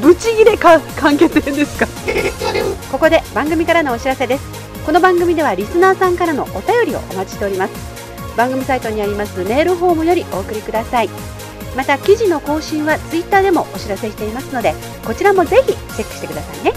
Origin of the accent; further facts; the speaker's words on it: Kansai, Japan; 関西デュオでお届けいたしました